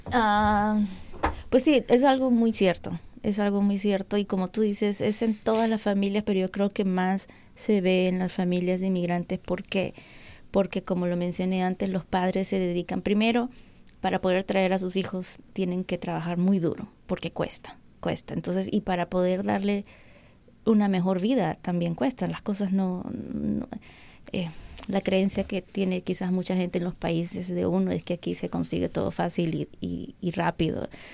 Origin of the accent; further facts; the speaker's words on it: Peru; now in United States; Yo nunca cociné en Perú